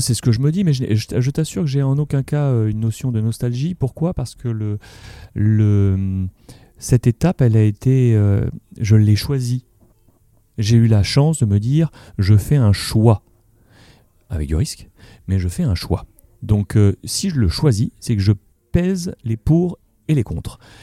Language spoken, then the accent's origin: French; Morocco; moved away; le continent africain sur lequel je suis né, au Maroc